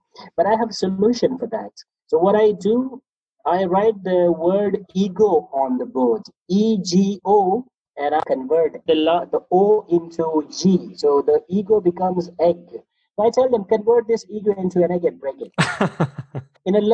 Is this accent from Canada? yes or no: no; Pakistan; first language Pashto; English is a second language; also born or lived in Dubai; I'm from Pakistan. My first language is Pashto.